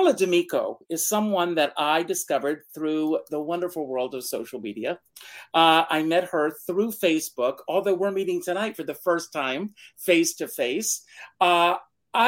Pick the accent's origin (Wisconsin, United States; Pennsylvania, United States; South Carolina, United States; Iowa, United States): South Carolina, United States; Myrtle Beach; I grew up in Myrtle Beach, South Carolina.